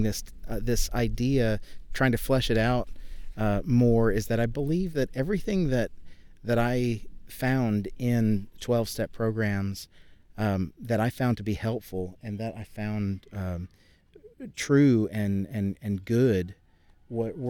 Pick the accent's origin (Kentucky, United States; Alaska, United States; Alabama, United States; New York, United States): Alabama, United States; Birmingham; also born or lived in California; now in Irving, United States; grew up in Birmingham, Alabama.